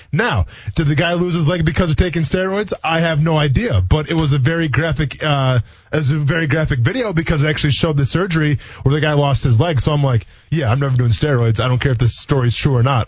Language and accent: English; Wisconsin, United States; moved away; growing up in Wisconsin